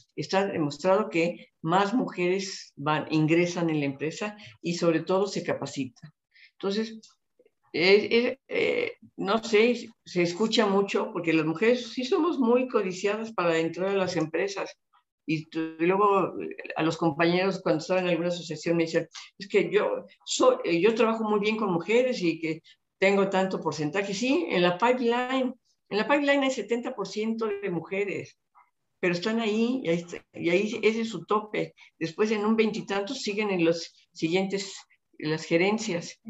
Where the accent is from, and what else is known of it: Mexico